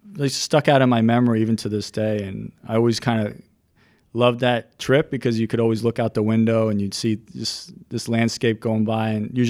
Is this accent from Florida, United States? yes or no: no; New York City, New York, United States; also born or lived in Flushing, Queens / Delaware; Born and raised in Midtown Manhattan.